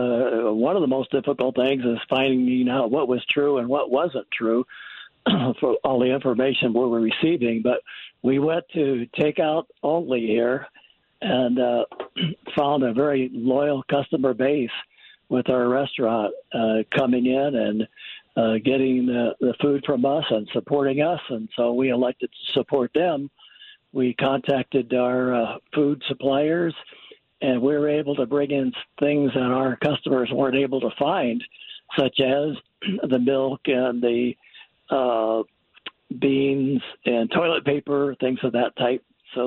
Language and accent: English; Missouri, United States